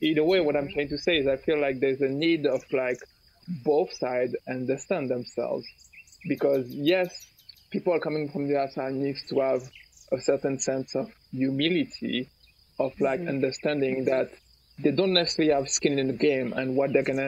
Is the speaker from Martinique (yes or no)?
yes; Martinique; now in Catalonia, Spain; I'm from Martinique, where I'm at right now. I usually live in Catalonia